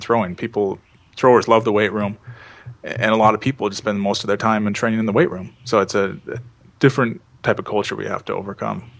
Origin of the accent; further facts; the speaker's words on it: Seattle, Washington, United States; I'm from Seattle, which is you know right near the border in Northwest uh, United States